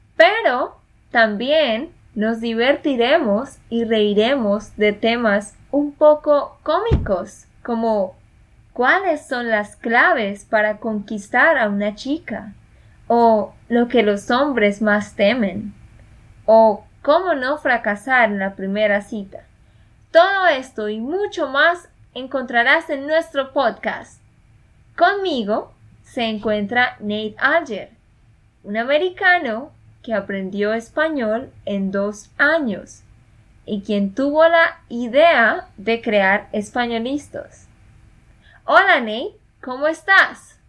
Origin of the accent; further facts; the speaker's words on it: Colombia; de Colombia